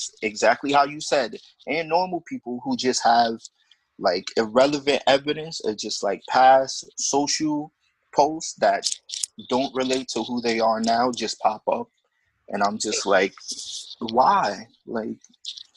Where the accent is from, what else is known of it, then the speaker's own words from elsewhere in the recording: New York City, New York, United States; I'm from the Bronx, born and raised in the Bronx